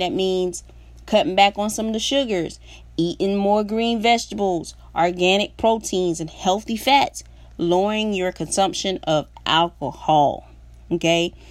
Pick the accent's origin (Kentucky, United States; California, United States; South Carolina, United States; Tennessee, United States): South Carolina, United States; moved away; I'm originally from South Carolina.